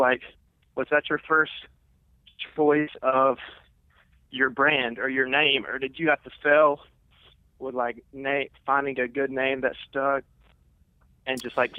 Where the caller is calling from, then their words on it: Atlanta, Georgia, United States; I'm calling from Atlanta.